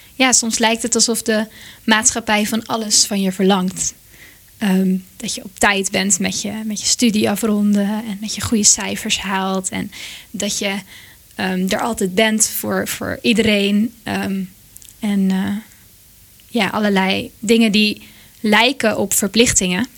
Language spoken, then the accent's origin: Dutch; Monnikendam, North Holland, Netherlands; dorpje waar ik vandaan kom, Monnikendam